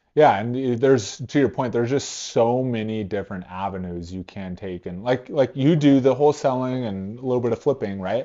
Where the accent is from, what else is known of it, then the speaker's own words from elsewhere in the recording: California, United States; now in Cheyenne, United States; I'm from California out here